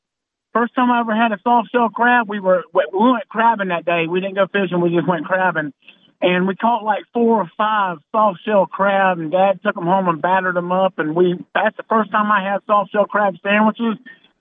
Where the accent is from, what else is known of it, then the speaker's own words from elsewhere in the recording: Jacksonville, Florida, United States; moved away as an adult; also born or lived in Mount Pleasant, South Carolina; now in Marion, Indiana, United States; I grew up in Jacksonville.